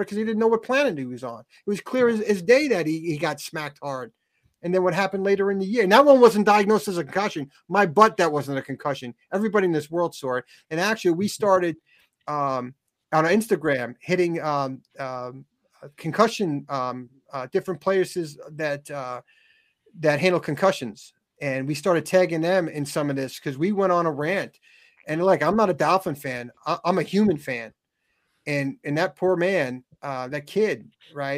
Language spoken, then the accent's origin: English; Long Island, New York, United States; moved away as an adult; also born or lived in Florida; now in Kansas City, United States; I grew up on Long Island